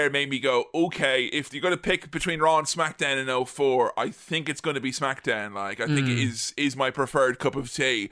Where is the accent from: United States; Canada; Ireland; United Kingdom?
Ireland; as an Irish child